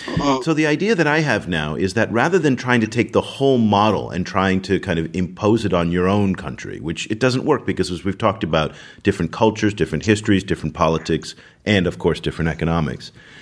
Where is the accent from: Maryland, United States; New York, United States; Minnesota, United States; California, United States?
California, United States; San Francisco Bay Area; I'm from the San Francisco Bay Area